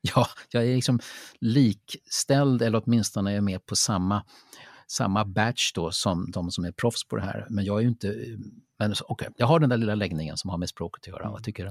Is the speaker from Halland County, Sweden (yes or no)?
no; Lidingö, Stockholm County, Sweden; jag är uppvuxen på Lidingö